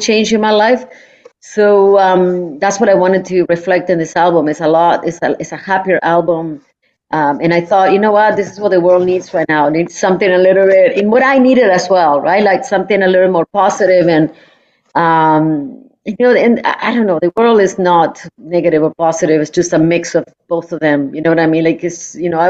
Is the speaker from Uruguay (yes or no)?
yes; Uruguay; now in Toronto, Canada; I'm from Uruguay